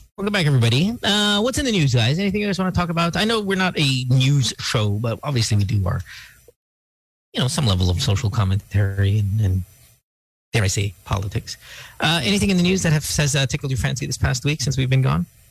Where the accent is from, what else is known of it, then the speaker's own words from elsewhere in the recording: United States; I was born in America.